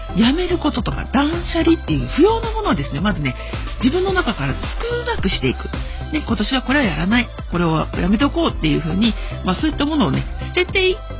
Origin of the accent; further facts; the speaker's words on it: Sakura, Chiba, Japan; 私の地元桜市